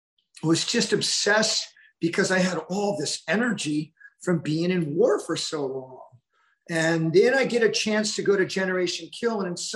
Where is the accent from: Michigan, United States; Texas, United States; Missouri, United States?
Missouri, United States; born there; I was born in Richard Gebauer's Air Base. My father was a Marine